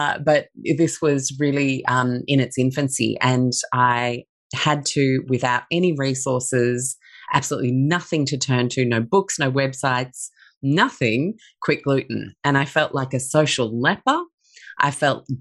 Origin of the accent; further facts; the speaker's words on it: Sydney, New South Wales, Australia; also born or lived in London / Chicago; I grew up in Sydney from the age of 6.